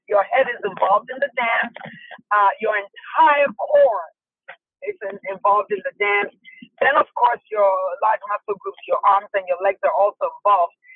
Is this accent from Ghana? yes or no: yes; Ghana; moved away as an adult; also born or lived in Washington, DC area, United States; now in United States; I'm from Ghana, West Africa. And, uh, you know, I was born and raised there uh, all the way up to 21